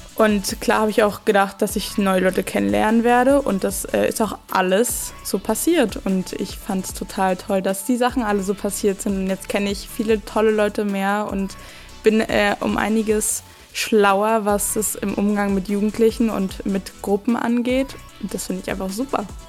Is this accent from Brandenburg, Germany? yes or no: yes; Petershagen/Eggersdorf, Brandenburg, Germany; ich komme aus Petershagen, Eggersdorf